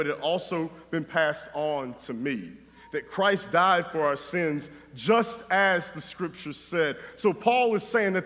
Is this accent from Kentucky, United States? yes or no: no; North Carolina, United States; moved away; my wife and I grew up in North Carolina